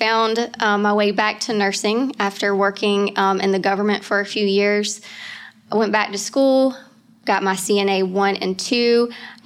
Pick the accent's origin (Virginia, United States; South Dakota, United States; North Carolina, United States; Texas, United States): North Carolina, United States; Knightdale; also born or lived in Wilmington, North Carolina; I'm actually from Knightdale, North Carolina. It's about 15 minutes east of Raleigh. I've grew up here in North Carolina. I've never left